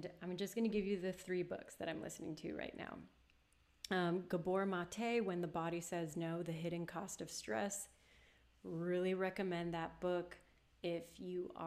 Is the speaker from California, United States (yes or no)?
yes; Los Angeles, California, United States; moved away; this is my hometown